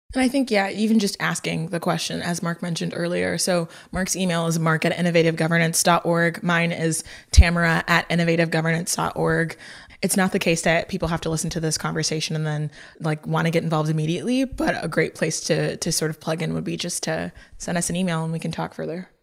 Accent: Lagos, Nigeria; I'm from Lagos, Nigeria

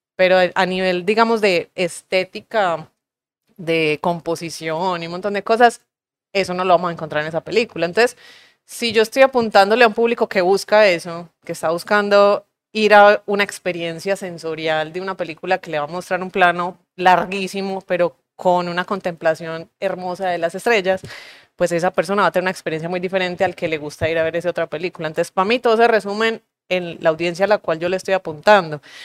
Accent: Urabá, Antioquia, Colombia; moved away; yo crecí en Urabá

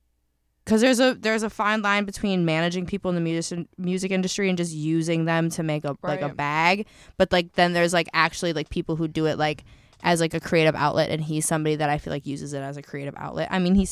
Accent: Georgia, United States; Girl, I'm from Georgia.

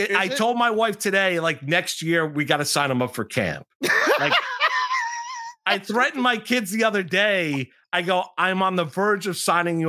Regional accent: Pearl River, New York, United States; born or raised there

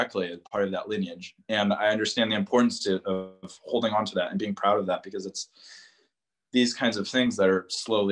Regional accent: Eugene, Oregon, United States; moved away as an adult; also born or lived in Paris, France; now in Saumur, France; I'm originally from Eugene, Oregon. So went to the University of Oregon. I am a Duck. I gotta say that I'm proud. I pretty much grew up my whole life in Eugene

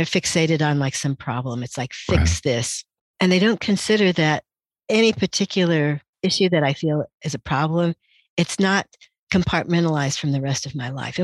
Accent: Indianapolis, Indiana, United States; So I really felt like a stranger in a strange land in Indianapolis.

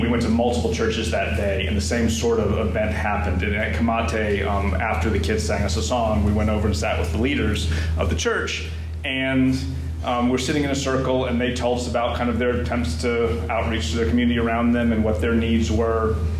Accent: Columbia, South Carolina, United States; now in Greensboro, United States; I was born in Columbia, South Carolina

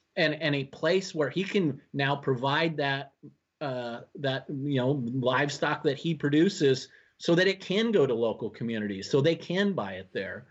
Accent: Washington, United States; now in Minnesota, United States; I was born and raised in Washington State

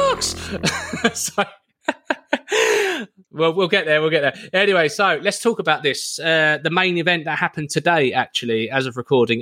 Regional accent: United Kingdom; I'm British

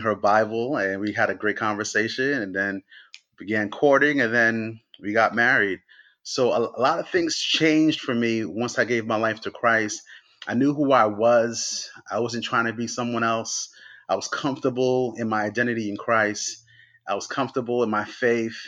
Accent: New York City, New York, United States; Growing up in New York, I was going to school in Brooklyn

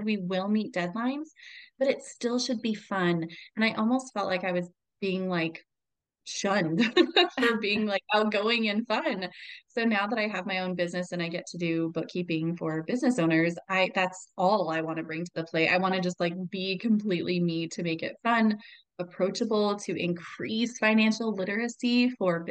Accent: Albuquerque, New Mexico, United States; I transferred to the University of New Mexico, where I'm from Albuquerque

